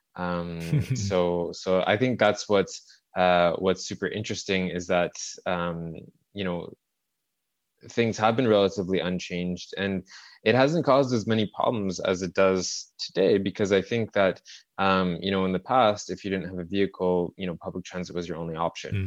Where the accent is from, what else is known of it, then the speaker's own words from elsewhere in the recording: Montreal, Quebec, Canada; it's my, it's my hometown. I grew up in, uh, in the suburbs of Montreal